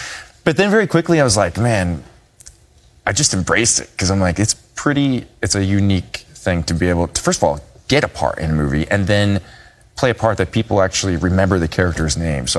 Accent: Minnesota, United States; moved away as an adult; now in Los Angeles, United States; growing up in Minnesota, you have to have a sense of humor. But when I moved to LA and pursued films

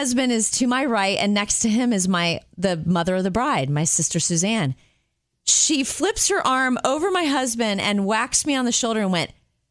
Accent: Jupiter, Florida, United States; in my hometown of Jupiter, Florida

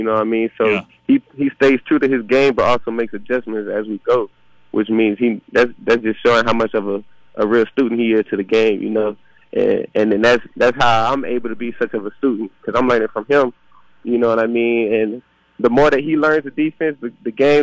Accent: Louisiana, United States; I'm from Louisiana

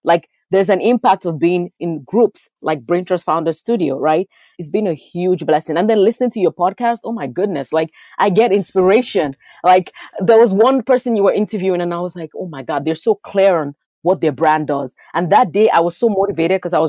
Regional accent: Lagos, Nigeria; moved away; I was born in a Nigerian culture. I lived in Lagos, Nigeria

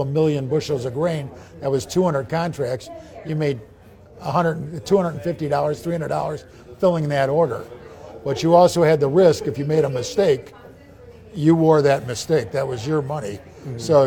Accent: Chicago, Illinois, United States; I'm a city kid born and raised in Chicago.

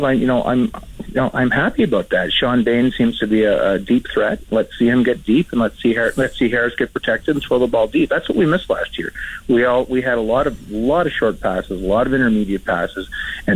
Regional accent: Canada; I did long to come back to Canada as a Canadian

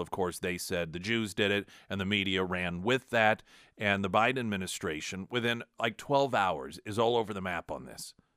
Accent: United States; as an American

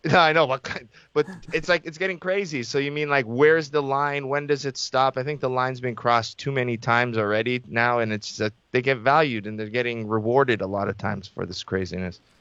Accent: Toronto, Ontario, Canada; I was born in Scarborough General Hospital. I went to school, elementary school in Scarborough, high school in Scarborough.

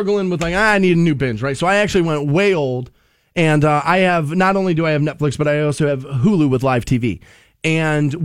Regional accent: United States; I'm an American.

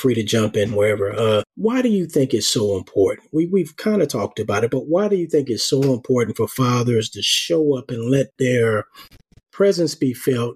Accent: New York City, New York, United States; I grew up in Harlem, and I was probably about 8 years old

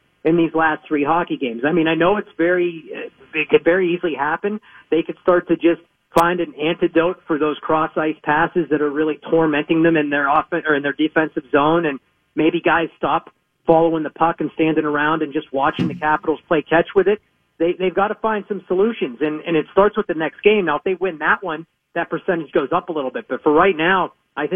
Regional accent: Pittsburgh, Pennsylvania, United States; as a person living in Pittsburgh and growing up in Pittsburgh

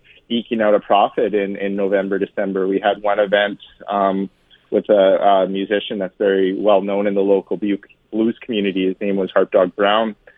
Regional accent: Edmonton, Alberta, Canada; I grew up in Northeast Edmonton

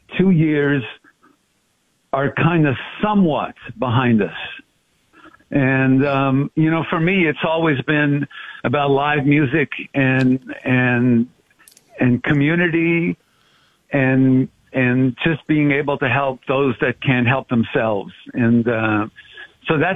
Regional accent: Montreal, Quebec, Canada; I'm the third of four brothers, born and raised in Montreal.

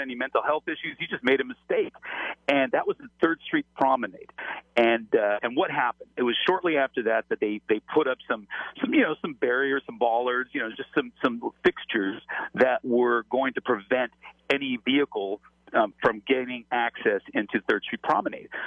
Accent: Los Angeles, California, United States; I'm from Los Angeles

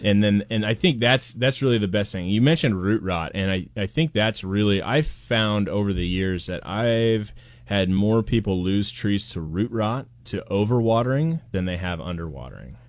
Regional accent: Portland, United States; moved away; I'm from Portland

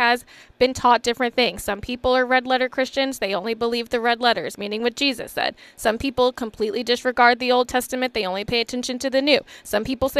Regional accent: the South, United States; I'm from the South. I was raised to believe you can catch more flies with honey than vinegar

